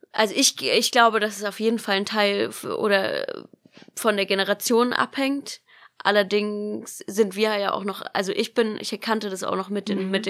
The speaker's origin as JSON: {"language": "German", "town": "Baden-Baden", "region": "Baden-Württemberg", "country": "Germany", "tie": "born or raised there", "said": "Also ich bin in Baden-Baden aufgewachsen und da gibt's eben sehr viele große"}